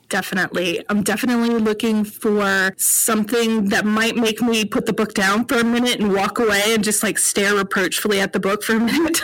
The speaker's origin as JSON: {"language": "English", "region": "North Carolina", "country": "United States", "said": "I'm from North Carolina"}